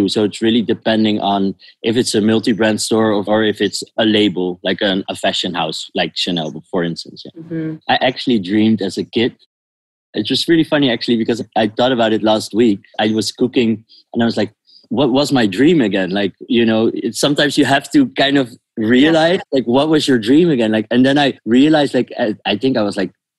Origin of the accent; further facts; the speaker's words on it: The Hague, South Holland, Netherlands; moved away as an adult; now in Amsterdam, Netherlands; I'm born in The Hague